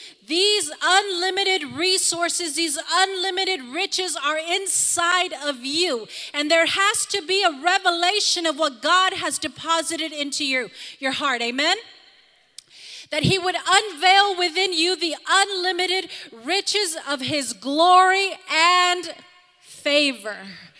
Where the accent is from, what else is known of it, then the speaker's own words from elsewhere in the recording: Harlingen, Texas, United States; I come from Harlingen, Texas, and I can't go do that.